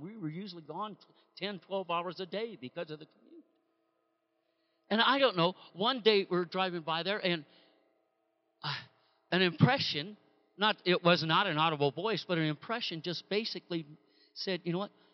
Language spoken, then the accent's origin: English; Bay Area, California, United States; born and raised in the Bay Area in California